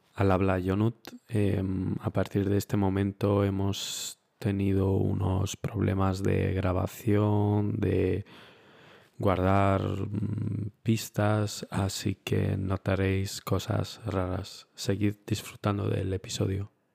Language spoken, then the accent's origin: Spanish; Romania; also born or lived in Spain; now in Munich, Germany; yo es que de pequeño en Rumanía